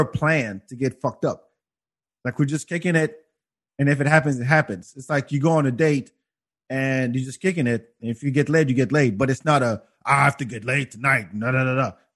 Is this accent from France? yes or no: yes; France; now in Austin, United States; I grew up in France